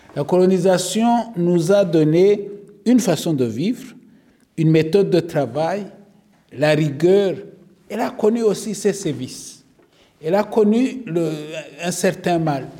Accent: Rwanda; je suis rwandais

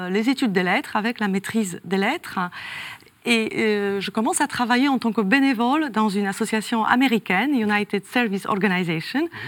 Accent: north-west, Poland; born there; Je suis née dans le nord-ouest hein, de la Pologne et je perds ma mère à 4 ans.

